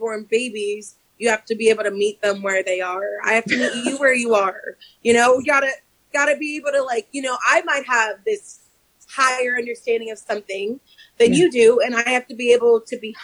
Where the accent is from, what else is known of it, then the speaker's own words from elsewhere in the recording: Washington, District of Columbia, United States; moved away; growing up in Chocolate City